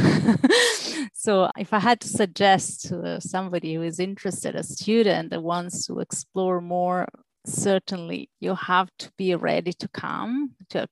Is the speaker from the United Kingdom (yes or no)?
no; Italy; moved away; I am Mediterranean, I'm from Italy